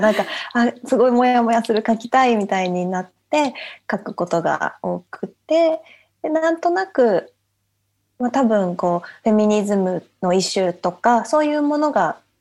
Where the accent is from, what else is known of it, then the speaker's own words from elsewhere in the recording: Japan; moved away as an adult; now in London, United Kingdom; 父がイギリス人なのででずっと日本で生まれ育ったから